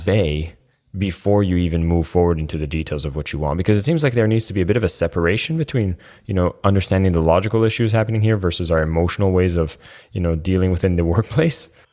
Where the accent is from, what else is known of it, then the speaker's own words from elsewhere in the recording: Canada; I'm Canadian